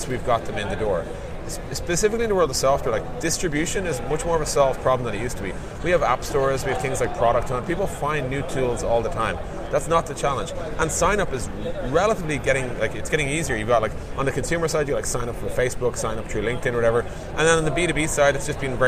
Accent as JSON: {"language": "English", "town": "Dublin", "region": "Leinster", "country": "Ireland", "said": "I'm from Dublin, Ireland"}